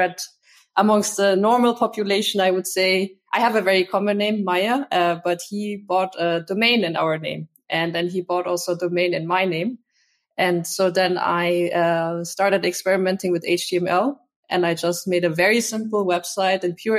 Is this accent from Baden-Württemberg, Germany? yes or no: no; Munich, Bavaria, Germany; I grew up in Munich, so in the south of Germany.